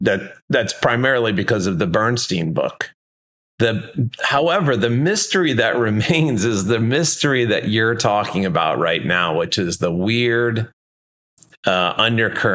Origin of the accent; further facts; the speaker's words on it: Detroit, Michigan, United States; moved away as an adult; also born or lived in Minneapolis, Minnesota; now in Honolulu, United States; I'm originally from Detroit and grew up there